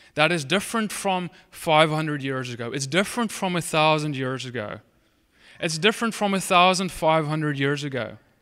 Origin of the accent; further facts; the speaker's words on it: Cape Town, Western Cape, South Africa; moved away as an adult; now in United States; I'm from South Africa. I'm, you, I guess you could say Dutch heritage. And, um, I, I, I, I grew up there my whole life